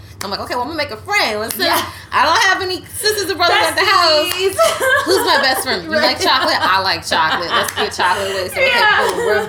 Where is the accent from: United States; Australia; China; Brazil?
United States; the DMV, Washington metropolitan area; also born or lived in Silver Spring, Maryland / Southern Maryland / Virginia; now in Washington, D.C., United States; I am from the DMV. I've literally lived in Maryland. I've lived in Virginia. I lived in D.C. I was born in Silver Spring.